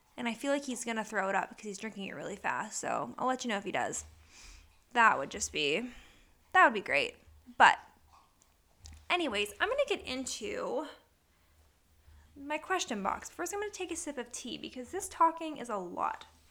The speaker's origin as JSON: {"language": "English", "town": "Punxsutawney", "region": "Pennsylvania", "country": "United States", "tie": "born or raised there", "moved": "yes", "lives_now": "Manheim, United States", "said": "I was born in Punxsutawney, Pennsylvania, the weather capital of the world, Groundhog Day. Very proud of my hometown"}